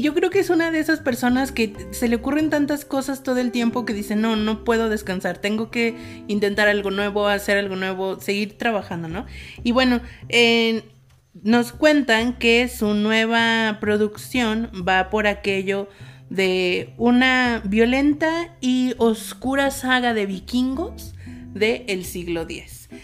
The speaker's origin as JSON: {"language": "Spanish", "country": "Mexico", "said": "nosotros como mexicanos"}